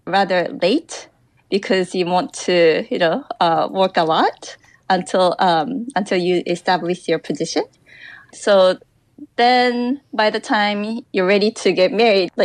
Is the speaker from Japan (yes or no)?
yes; Chiba, Japan; now in Tokyo, Japan; I'm originally from Chiba, which is next to Tokyo, but in a very, very rural area. And I go back to visit my parents a few times a year